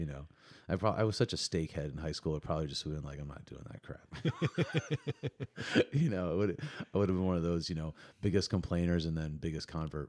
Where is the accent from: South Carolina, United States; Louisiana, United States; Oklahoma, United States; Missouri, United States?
Missouri, United States; people would come up to me and be like, are you from Canada? I'd be like, no, I'm from Missouri. They're like, well, you sound like you're from Canada.